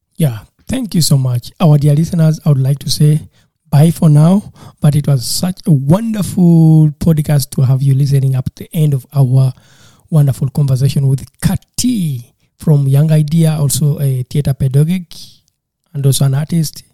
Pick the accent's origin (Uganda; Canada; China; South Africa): Uganda; I was from Uganda